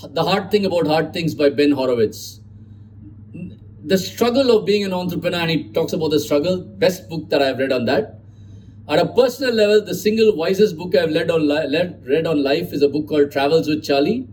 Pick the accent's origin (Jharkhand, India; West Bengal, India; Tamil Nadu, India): Tamil Nadu, India; Chennai; I know it's called Chennai, but I grew up in Madras